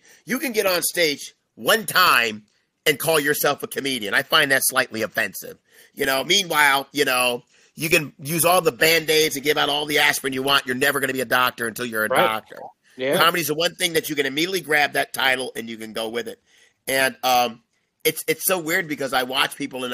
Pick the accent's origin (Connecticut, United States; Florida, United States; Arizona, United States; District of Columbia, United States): Connecticut, United States; moved away; I'm from Connecticut